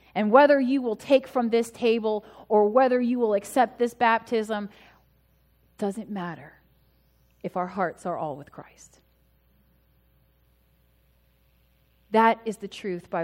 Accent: United States; I am an American citizen. Yes, I was born here.

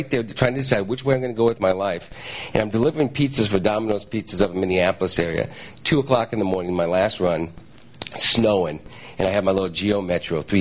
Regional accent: Brazil; as I grew up in Brazil, had ruined this church

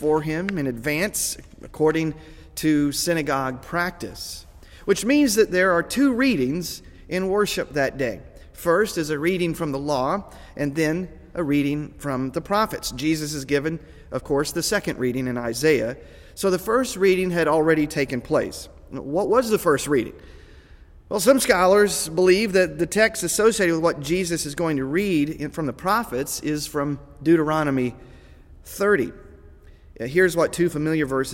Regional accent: United States; American Christians

